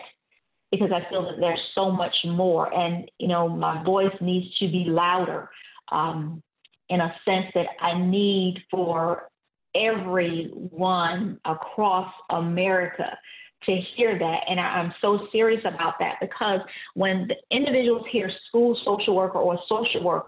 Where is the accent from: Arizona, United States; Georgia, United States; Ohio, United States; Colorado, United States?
Georgia, United States; Savannah; I'm originally from Savannah, Georgia